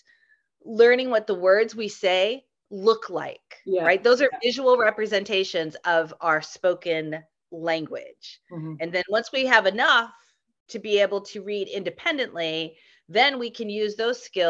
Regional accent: United States; also born or lived in Madrid, Spain; I am from the United States, as you can hear

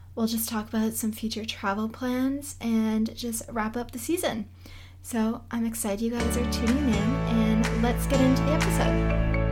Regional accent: Boston, Massachusetts, United States; I am from Boston, so I'm New England born and raised

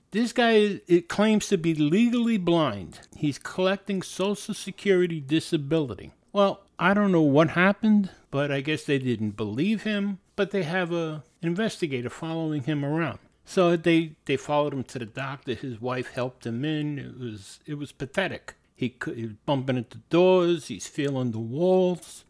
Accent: New York City, New York, United States; It's about growing up in New York City, uh, particularly the Bronx. The Bronx was a great place to grow up

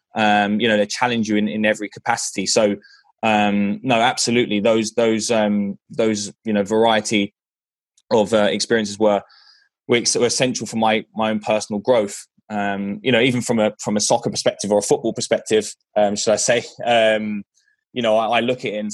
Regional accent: London, United Kingdom; moved away; as you can tell by my accent, from England, from London, England, actually from Northwest London.

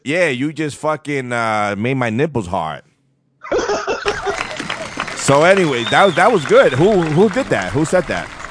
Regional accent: New York City, New York, United States; I'm not from Long Island. I'm not from upstate New York. I'm from Far Rockaway, Queens, and this is the way I talk.

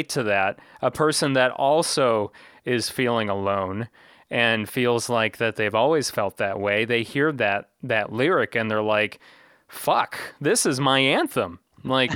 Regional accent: Manteno, Illinois, United States; one of the main streets in my hometown of Manteno

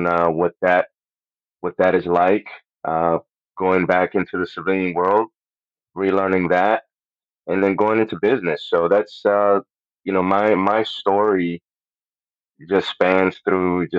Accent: Puerto Rico; first language Spanish; English is a second language; moved away; I'm from Puerto Rico. That's where I was born and raised

